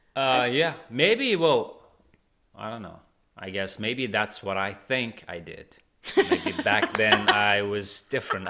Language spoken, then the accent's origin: English; Tashkent, Uzbekistan; moved away as an adult; now in New York, United States; I grew up and raised in Tashkent, in the sunny Tashkent.